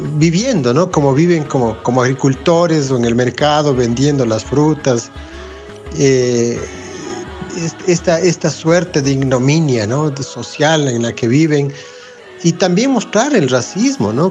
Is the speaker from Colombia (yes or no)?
no; Ecuador; siendo ecuatoriano